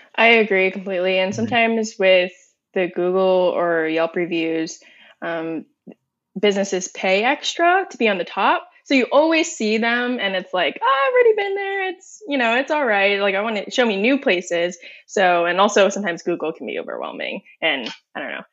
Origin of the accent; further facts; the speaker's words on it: Northern Virginia, United States; I'm born and raised in Northern Virginia.